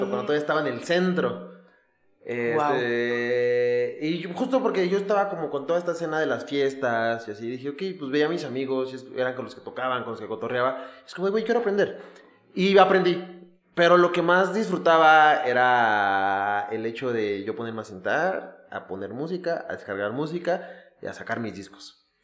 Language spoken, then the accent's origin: Spanish; Ecatepec, State of Mexico, Mexico; yo iba a la escuela en Aragón y obviamente me tocaban las fiestas verga de Musquis. Pero yo soy de Catepec.